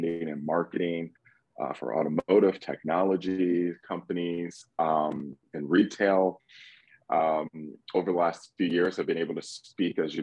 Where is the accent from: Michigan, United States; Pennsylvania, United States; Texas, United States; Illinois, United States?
Michigan, United States; Detroit; moved away as an adult; now in Atlanta, United States; I'm born and raised in Metro Detroit